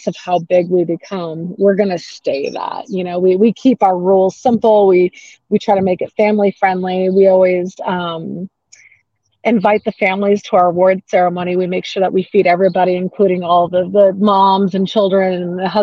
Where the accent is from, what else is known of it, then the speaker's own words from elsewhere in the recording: Phoenix, Arizona, United States; moved away as an adult; also born or lived in Utah; now in Sandy, Utah, United States; I'm a Phoenix native, I should say. I grew up in Arizona